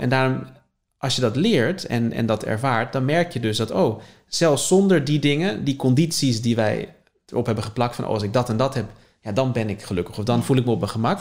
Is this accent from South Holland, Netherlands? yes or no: yes; Leiden, South Holland, Netherlands; born or raised there